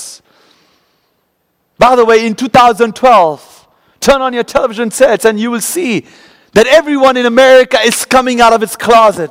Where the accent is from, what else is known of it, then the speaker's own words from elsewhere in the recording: Kolkata, West Bengal, India; moved away as an adult; now in United States; growing up in Calcutta